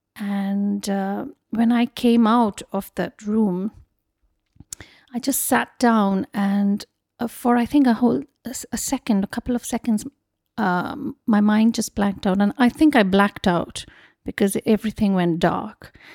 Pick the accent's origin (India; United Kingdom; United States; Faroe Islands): India; Mumbai, Maharashtra; moved away as an adult; also born or lived in Kolkata; I was born in Mumbai and I grew up there.